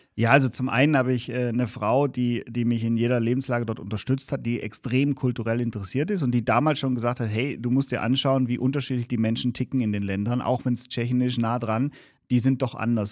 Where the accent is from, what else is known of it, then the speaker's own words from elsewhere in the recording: Germany; tatsächlich bin ich zwar in Deutschland geboren, aber auch einen deutschen Pass, aber beide Elternteile ähm, sind eben nicht aus Deutschland.